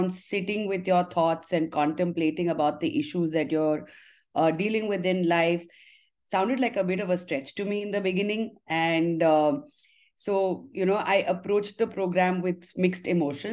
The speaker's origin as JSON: {"language": "English", "town": "Haridwar", "region": "Uttarakhand", "country": "India", "tie": "born or raised there", "also_born_or_lived": "Delhi", "said": "I was born in Delhi, but raised in Haridwar."}